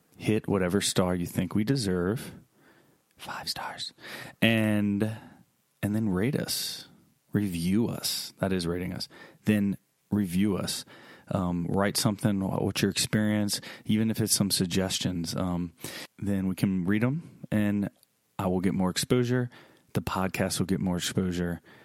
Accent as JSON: {"language": "English", "town": "Baton Rouge", "region": "Louisiana", "country": "United States", "tie": "born or raised there", "lives_now": "Vacherie, United States", "said": "Baton Rouge, my hometown"}